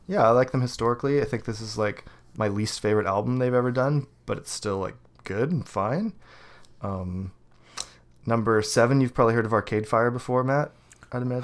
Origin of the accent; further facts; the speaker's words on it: Canada; I'm Canadian.